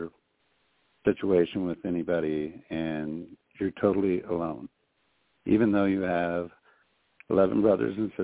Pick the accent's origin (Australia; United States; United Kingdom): United States; Butte, Montana; I was raised in Montana all of my life, lived here all my life